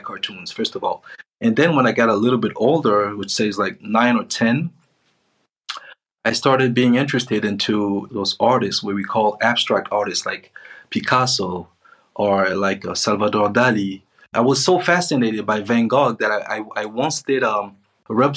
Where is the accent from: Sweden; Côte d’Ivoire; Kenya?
Côte d’Ivoire; also born or lived in Spain / Switzerland; now in Morocco; I'm from Ivory Coast, but right now I'm in Morocco, which is not my country